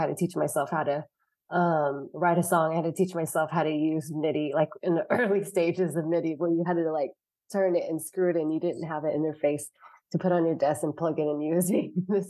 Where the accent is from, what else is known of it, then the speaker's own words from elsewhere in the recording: Lansing, Michigan, United States; born there; I just like that I was born in Lansing